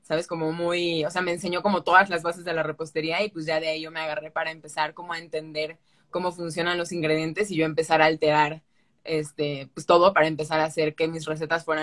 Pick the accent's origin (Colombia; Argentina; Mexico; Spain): Mexico; Boca del Río, Veracruz; La verdad es que yo nunca salí de Veracruz en cuestión de ir a, o sea, Jalapa fui una vez, 20 minutos creo, y ya, pero no es como que conozca todo de Veracruz. Solo yo estuve en el puerto y ahí en Boca del Río y ese es, esa, es mi ranchito.